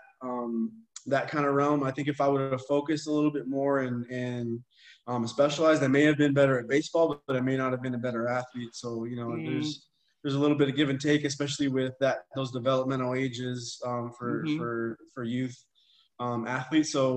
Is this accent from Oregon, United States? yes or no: no; Texas, United States; growing up in Texas